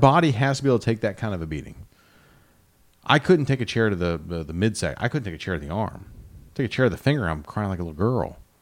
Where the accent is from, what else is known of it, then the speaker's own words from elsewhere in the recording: Midwest, United States; I grew up in the Midwest